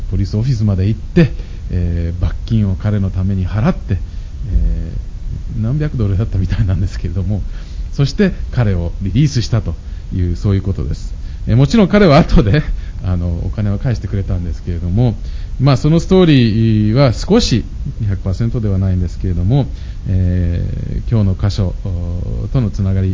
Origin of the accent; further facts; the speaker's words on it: Nagoya, Aichi, Japan; 私は名古屋で育ったんですけれども